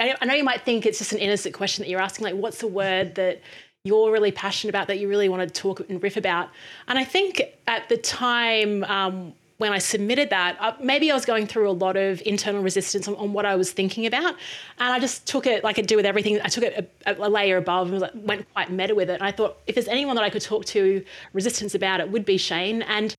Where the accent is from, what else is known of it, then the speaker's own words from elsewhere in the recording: Brisbane, Queensland, Australia; born there; I was born in Brisbane, Australia, but I've lived around Australia and overseas.